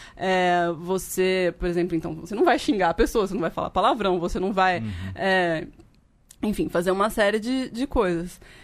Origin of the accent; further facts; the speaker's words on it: São Paulo, Brazil; eu sou de São Paulo, né, estava fazendo doutorado na USP